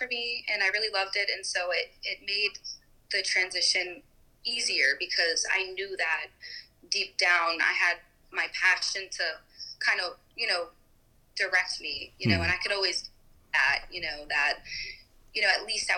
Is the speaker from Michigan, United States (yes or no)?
no; Delaware, United States; also born or lived in Staten Island / Tampa; I was born in Staten Island, New York, and then I lived in Delaware for a lot of my childhood, kind of in a country area, a lot of property, on a small farm.